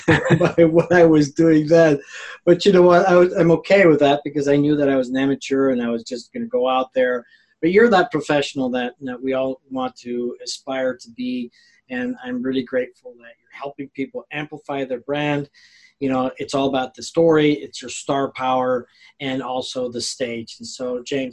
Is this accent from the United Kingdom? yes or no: no; Mexico; moved away; I grew up in Mexico